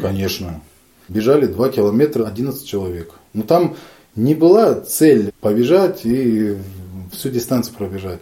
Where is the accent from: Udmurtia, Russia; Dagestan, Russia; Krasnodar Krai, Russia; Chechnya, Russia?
Dagestan, Russia; Kizlyar; moved away as an adult; also born or lived in Izberbash, Dagestan / Saint Petersburg; now in Novorossiysk, Russia; Я родился в Республике Дагестан, в городе Кизляре. В 2014 году переехал в город-герой Новороссийск Краснодарского края.